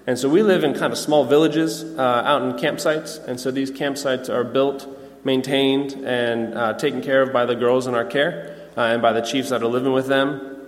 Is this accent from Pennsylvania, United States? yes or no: yes; Pennsylvania, United States; I came down from Pennsylvania, and I started at the boys' camp back in 2010.